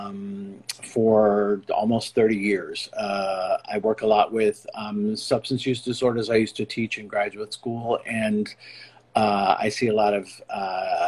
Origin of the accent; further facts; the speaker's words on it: Scottsdale, Arizona, United States; also born or lived in Notre Dame, Indiana / New York City; now in Los Angeles, United States; I was born in Scottsdale, Arizona.